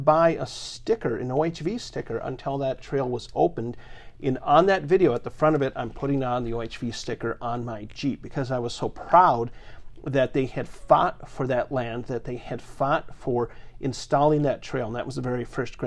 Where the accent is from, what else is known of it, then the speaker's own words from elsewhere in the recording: Maple Grove, Minnesota, United States; I grew up in Maple Grove